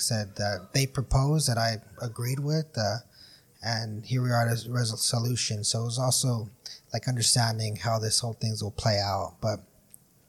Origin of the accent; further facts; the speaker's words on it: Brawley, California, United States; we're all from Brawley.